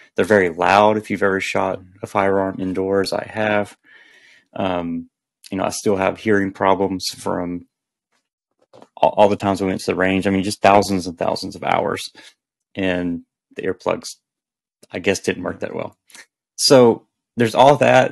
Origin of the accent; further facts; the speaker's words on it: the South, United States; I grew up in the South